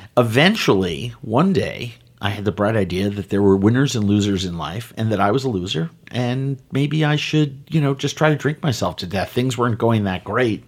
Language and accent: English; New York City, New York, United States; I grew up in New York City in the seventies